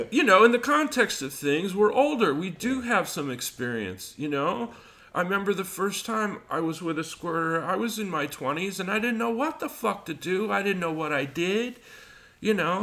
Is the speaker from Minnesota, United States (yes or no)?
no; Albuquerque, New Mexico, United States; I got into lots of fights as a kid, but I grew up in Albuquerque